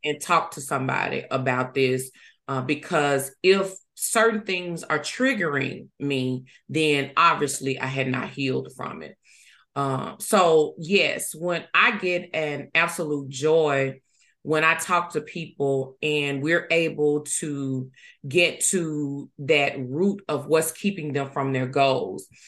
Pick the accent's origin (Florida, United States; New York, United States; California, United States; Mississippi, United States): Mississippi, United States; Ruleville; also born or lived in Yazoo City, Mississippi / Hattiesburg, Mississippi; I was born in Yazoo City, Mississippi. Uh, but I was actually raised in Rueville, Mississippi